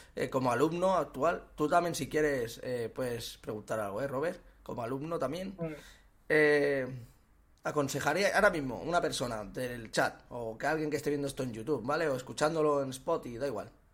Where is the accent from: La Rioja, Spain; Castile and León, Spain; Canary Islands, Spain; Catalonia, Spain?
Catalonia, Spain; Sabadell; Yo soy de Sabadell